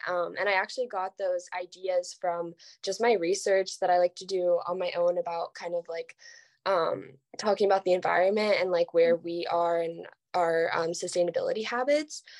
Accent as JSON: {"language": "English", "town": "Los Angeles", "region": "California", "country": "United States", "said": "I'm from California, um, Los Angeles"}